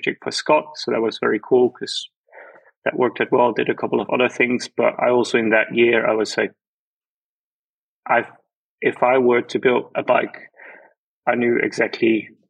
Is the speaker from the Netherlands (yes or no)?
yes; Netherlands; moved away as an adult; now in Germany; I'm from the Netherlands. I've been living in Germany for a while now